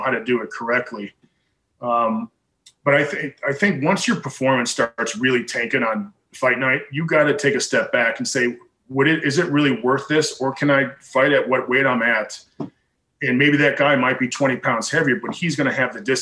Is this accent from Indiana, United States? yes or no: no; Chicago, Illinois, United States; moved away; I grew up just outside of Chicago.